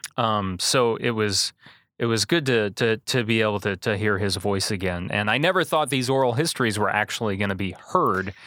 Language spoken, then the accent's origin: English; Manteno, Illinois, United States; born and raised in Mantino